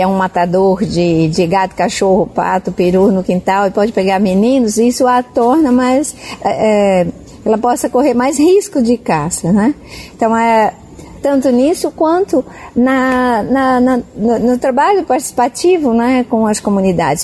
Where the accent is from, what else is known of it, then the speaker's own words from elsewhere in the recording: São José do Rio Preto, São Paulo, Brazil; moved away as an adult; also born or lived in Amazonia; na minha cidade natal, Rio Preto